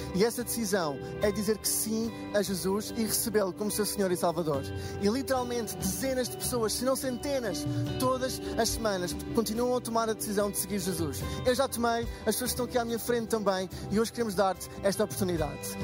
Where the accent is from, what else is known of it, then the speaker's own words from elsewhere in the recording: Portugal; sou de Portugal